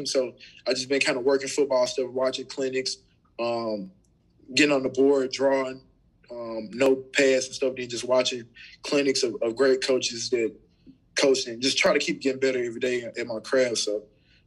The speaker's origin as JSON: {"language": "English", "town": "Memphis", "region": "Tennessee", "country": "United States", "tie": "born or raised there", "said": "I'm from Memphis, Tennessee"}